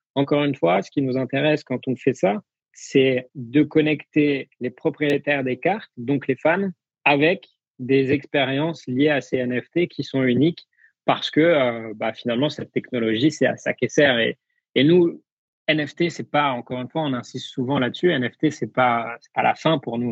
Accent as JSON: {"language": "French", "country": "France", "said": "en tant que Français"}